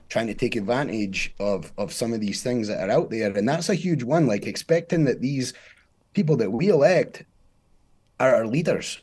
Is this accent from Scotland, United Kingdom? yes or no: yes; Scotland, United Kingdom; now in United States; I'm from Scotland, born in Scotland, uh, was raised there